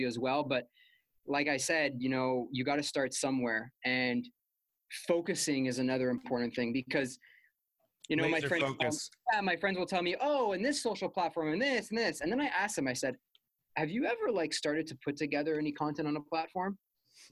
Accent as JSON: {"language": "English", "town": "Montreal", "region": "Quebec", "country": "Canada", "moved": "as an adult", "lives_now": "Ottawa, Canada", "said": "I'm from Montreal"}